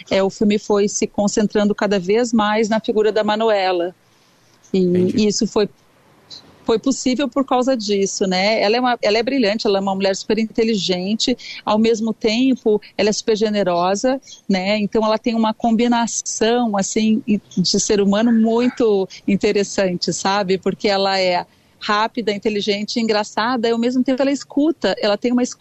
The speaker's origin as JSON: {"language": "Portuguese", "town": "Porto Alegre", "region": "Rio Grande do Sul", "country": "Brazil", "moved": "yes", "lives_now": "Rio de Janeiro, Brazil", "said": "Eu sou de Porto Alegre."}